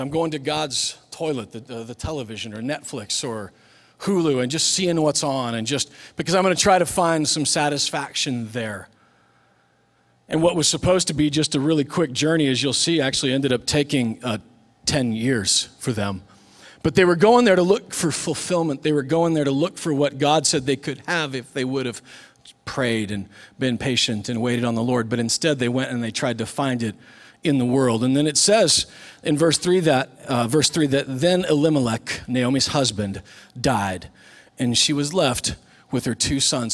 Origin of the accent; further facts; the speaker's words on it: Superior, Nebraska, United States; The school that I grew up in was in Nebraska